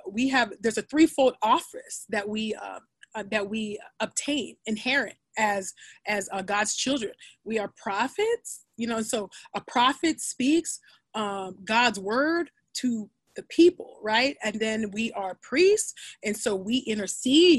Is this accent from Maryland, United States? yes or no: no; California, United States; I grew up in California